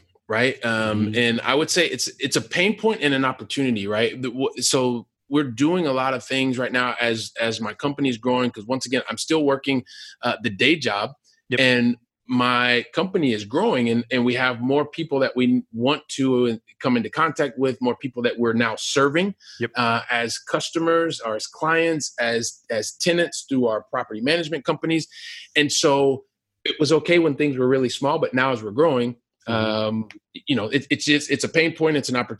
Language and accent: English; Columbus, Ohio, United States; And so I'm from Columbus, Ohio, right? Super continental, like really, really hot, really, really cold, snowy and all that stuff.